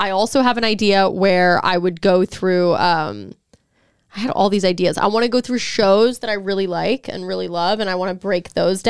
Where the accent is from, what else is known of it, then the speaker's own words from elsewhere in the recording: Texas, United States; accent: southern; because I'm from Texas.